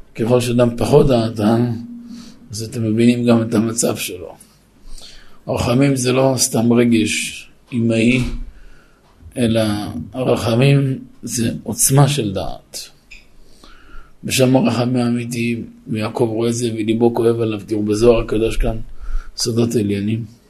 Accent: Netivot, Southern District, Israel; גדלתי בנתיבות

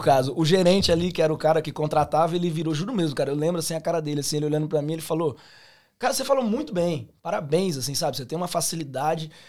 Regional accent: Londrina, Paraná, Brazil; accent: pé vermelho; moved away as an adult; also born or lived in Campo Grande, Mato Grosso do Sul; now in Australia; Eu sou nascido em Campo Grande, Mato Grosso do Sul. Só que aí, com quatro anos de idade, eu fui para Londrina, Paraná

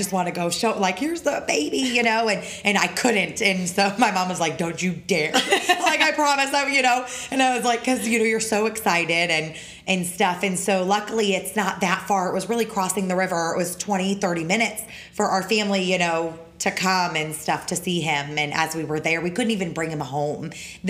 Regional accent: the North, United States; now in Florida, United States; I'm from the North. We don't put sugar in our tea.

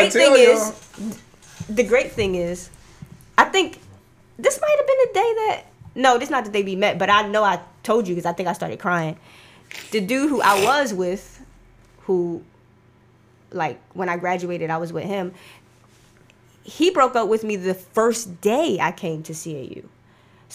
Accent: Philadelphia, Pennsylvania, United States; moved away as an adult; now in Atlanta, United States; I'm from Philly.

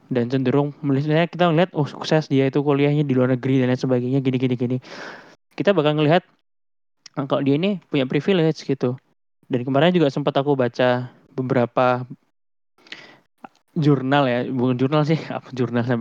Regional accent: Java, Indonesia; born there; Aku bisa lahir di Indonesia itu juga privilege sih menurutku gitu, apalagi di Jawa ya terutama ya.

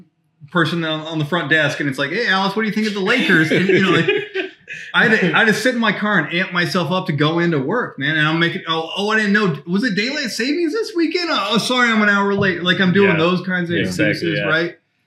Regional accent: Belgium; born there; Yeah, I'm an Army brat, man. Pops was in the Army for 20 years.

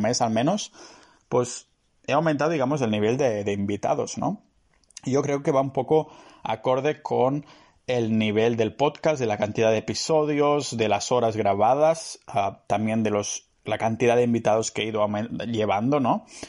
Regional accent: Catalonia, Spain; soy catalán

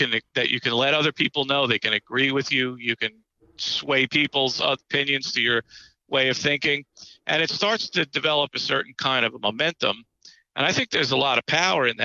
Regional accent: New York, United States; Uh, being a New Yorker, I just when his voice comes oh. on

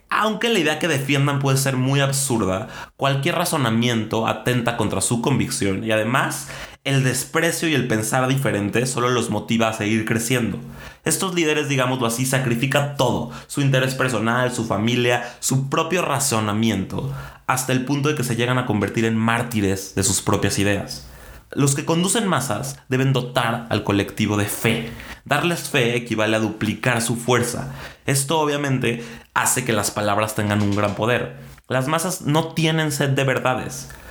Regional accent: Mexico; nos merecemos como mexicanos

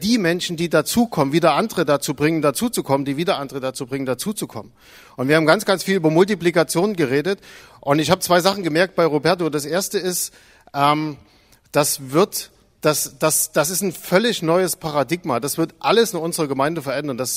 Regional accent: Zwickau, Saxony, Germany; Also ich bin aus Zwickau.

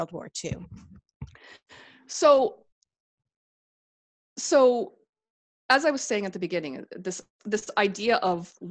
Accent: Canada; Jews are considered Canadian. We're white. We're Canadian.

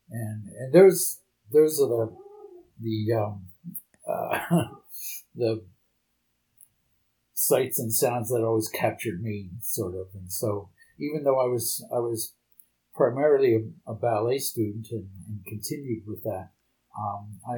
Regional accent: Bucks County, Pennsylvania, United States; moved away; also born or lived in Philadelphia, United States / Canada / New York, United States; I was brought up in Bucks County, uh, and I started dance there. I had um, a Russian grandmother

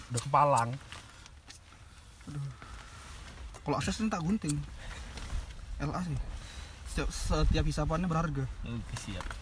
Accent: Java, Indonesia; Makanya ngerasa tua di situ gitu. Karena kita Jawa yang

